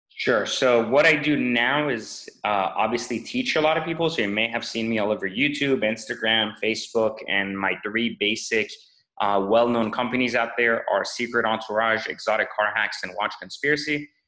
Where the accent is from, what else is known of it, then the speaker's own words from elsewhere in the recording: France; English is a second language; moved away; also born or lived in Iran / Los Angeles, United States / Washington, DC, United States; I grew up in in France after escaping Iran's revolution, uh, and then in France it was really uh, just more of a trying to learn the language and fit in. And then I moved